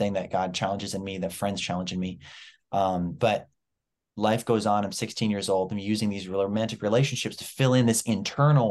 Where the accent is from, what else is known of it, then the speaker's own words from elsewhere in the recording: New Brunswick, Canada; also born or lived in Ontario; I was born in Ontario, moved to New Brunswick when I was 8 years old.